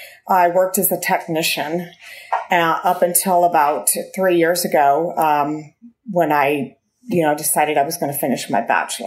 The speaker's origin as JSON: {"language": "English", "town": "Kalamazoo", "region": "Michigan", "country": "United States", "tie": "born or raised there", "moved": "yes", "lives_now": "Houston, United States", "said": "I currently live in Houston. I was born in Kalamazoo."}